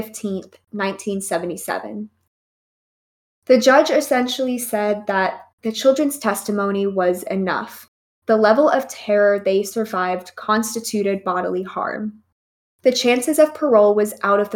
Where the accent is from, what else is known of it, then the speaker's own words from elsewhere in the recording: United States; I'm American.